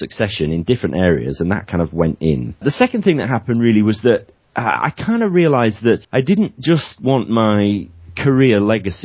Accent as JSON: {"language": "English", "region": "Yorkshire and the Humber", "country": "United Kingdom", "also_born_or_lived": "Cardiff / Penzance / South Wales Valleys", "moved": "yes", "lives_now": "St Just, United Kingdom", "said": "even though I'm based in Penzance, I'm a Yorkshireman originally"}